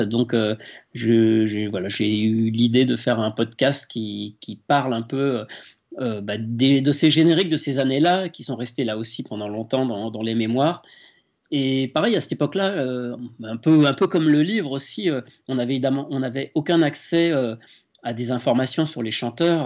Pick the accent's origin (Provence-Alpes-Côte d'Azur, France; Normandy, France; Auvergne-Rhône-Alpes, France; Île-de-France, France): Auvergne-Rhône-Alpes, France; Lyon; moved away as an adult; now in Paris, France; j'étais même encore à Lyon parce que je suis originaire de Lyon et ce n'est qu'au bout d'un an que je suis monté à Paris